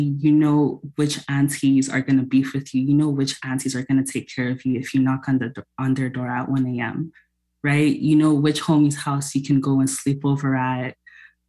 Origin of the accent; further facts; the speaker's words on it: Toronto, Ontario, Canada; I grew up in Toronto